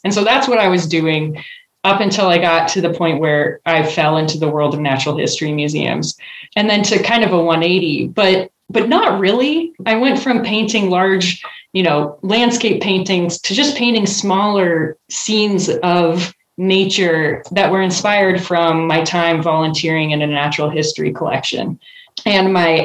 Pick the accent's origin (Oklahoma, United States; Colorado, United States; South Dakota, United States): South Dakota, United States; Rapid City; moved away as an adult; also born or lived in Missoula, Montana; now in Chicago, United States; I'm from South Dakota. And when I tell people that, you know, living now in Illinois and in Chicago, people are like, oh, that's interesting. but growing up, it was just where I was from.